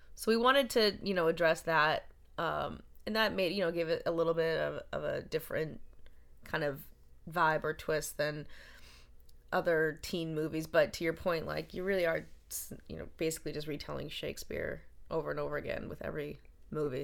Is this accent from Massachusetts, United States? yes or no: yes; Boston, Massachusetts, United States; I was from Boston